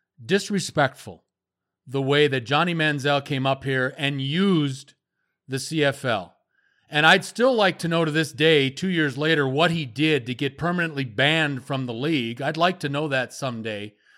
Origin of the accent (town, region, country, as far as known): United States; now in Canada